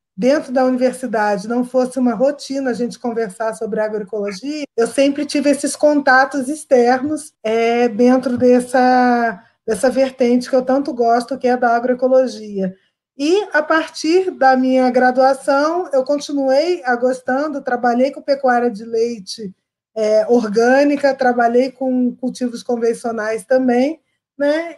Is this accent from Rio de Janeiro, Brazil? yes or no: yes; Rio de Janeiro, Brazil; Sou carioca